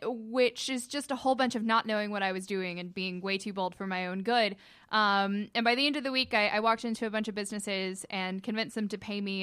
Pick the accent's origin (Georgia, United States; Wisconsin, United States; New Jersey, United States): Georgia, United States; Cartersville; also born or lived in Bartow County, Georgia / Gwinnett County, Georgia; I'm originally from Cartersville